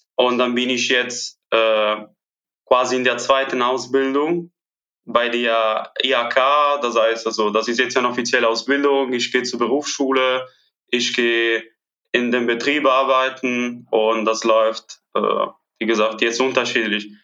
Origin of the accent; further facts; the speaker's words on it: Italy; first language Italian; German is a second language; moved away as an adult; now in Cologne, Germany; ich komme natürlich aus Italien, Italienisch ist meine Muttersprache